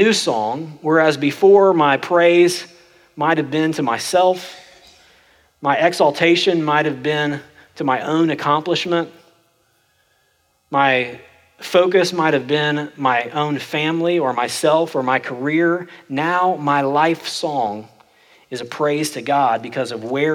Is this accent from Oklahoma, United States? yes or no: yes; Oklahoma, United States; I'm from Oklahoma, and that's the way we talk.